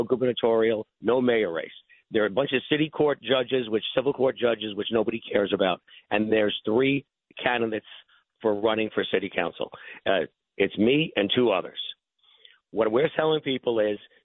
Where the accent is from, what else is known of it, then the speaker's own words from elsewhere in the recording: New York City, New York, United States; I grew up in Bay Ridge. So this is my home for, what, 61 years now